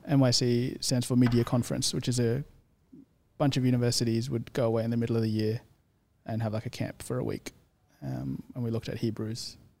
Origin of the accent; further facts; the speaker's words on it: Sydney, New South Wales, Australia; accent: Australian; also born or lived in India; I grew up in the Shire